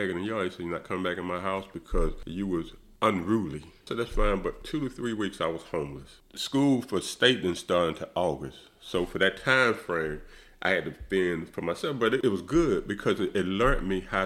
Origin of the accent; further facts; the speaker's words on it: Greenwood, South Carolina, United States; growing up in Greenwood in the 60s, the 70s, you saw a lot of racism